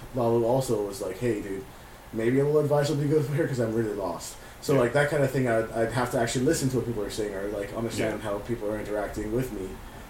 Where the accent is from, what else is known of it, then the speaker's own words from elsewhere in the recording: Miami, Florida, United States; growing up in Miami